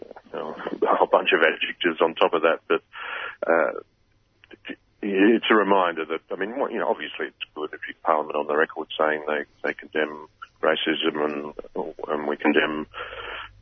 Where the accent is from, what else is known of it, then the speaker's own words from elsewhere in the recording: Queensland, Australia; as a Queenslander